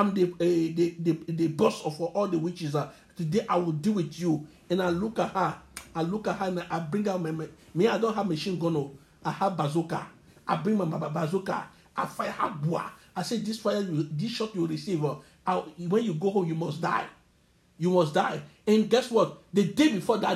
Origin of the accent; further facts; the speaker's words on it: Cotonou, Littoral, Benin; In the place I grew up in Cotonou, I was born in Cotonou.